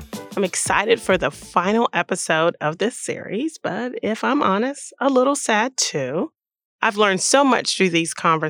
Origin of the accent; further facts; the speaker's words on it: the South, United States; as a Southerner